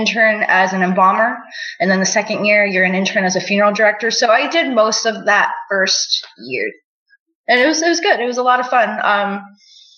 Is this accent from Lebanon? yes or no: no; Nogales, Sonora, Mexico; I was born in Nogales, Sonora, Mexico